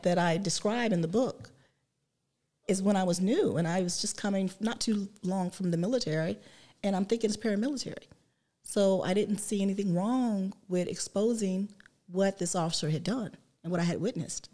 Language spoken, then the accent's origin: English; West Virginia, United States; moved away as an adult; now in Columbus, United States; I grew up in West Virginia